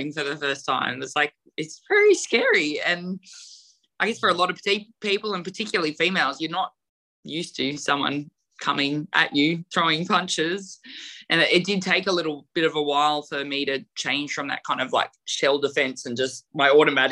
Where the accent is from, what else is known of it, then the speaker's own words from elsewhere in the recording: New South Wales, Australia; in my hometown area, so I had a lot of family and friends that are all there